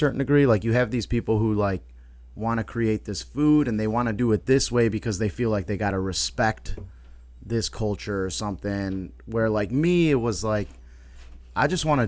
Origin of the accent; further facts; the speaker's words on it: Chicago, Illinois, United States; I grew up in Garfield Ridge